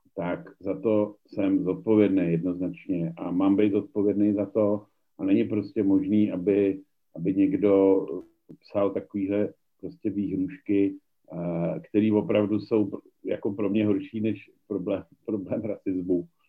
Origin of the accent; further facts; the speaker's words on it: Czechia; u nás v Čechách